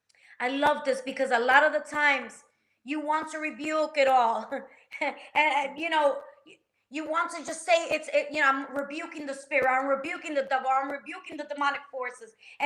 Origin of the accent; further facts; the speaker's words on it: New Jersey, United States; I'm from Jersey, girl. I'll solve your problem right now.